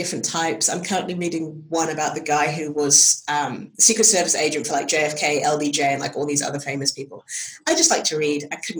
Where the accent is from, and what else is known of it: England, United Kingdom